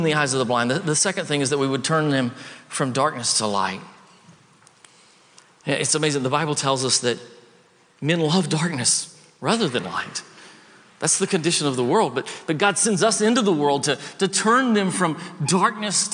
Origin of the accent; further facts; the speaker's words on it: the South, United States; I grew up in the South